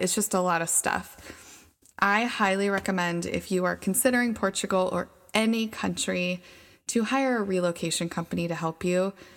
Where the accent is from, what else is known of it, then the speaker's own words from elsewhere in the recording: Idaho, United States; moved away as an adult; also born or lived in Thailand; We are from Idaho. Idaho is a very low cost of living area.